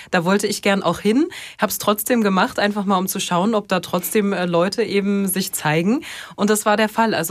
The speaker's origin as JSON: {"language": "German", "region": "Bremen", "country": "Germany", "said": "aber für mich als, als Bremerin sozusagen ist das schon so extra nach Hamburg fahren"}